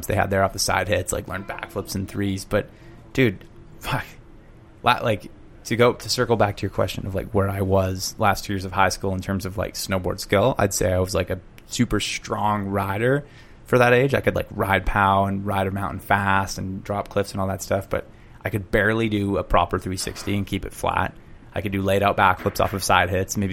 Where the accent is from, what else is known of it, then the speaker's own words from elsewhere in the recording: Vancouver, British Columbia, Canada; also born or lived in Whistler; my house I grew up in was on 23rd and Blenheim in Vancouver